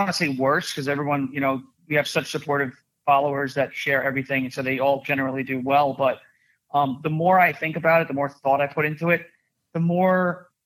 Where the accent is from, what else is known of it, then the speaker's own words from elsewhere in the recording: Long Island, New York, United States; I'm from Long Island